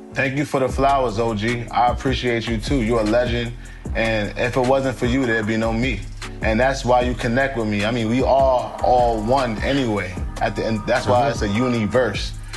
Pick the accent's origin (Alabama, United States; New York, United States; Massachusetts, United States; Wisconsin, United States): New York, United States; New York City; I, I come from Harlem. You know, I heard shootouts every day.